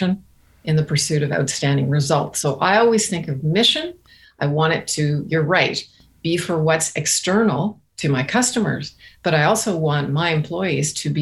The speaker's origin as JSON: {"language": "English", "country": "Canada", "moved": "yes", "lives_now": "Barbados", "said": "we're Canadian, so our employees have been right from the East Coast to the West Coast"}